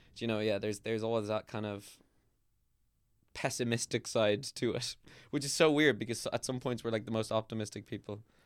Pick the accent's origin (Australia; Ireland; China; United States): Ireland; We're not English, man. We're Irish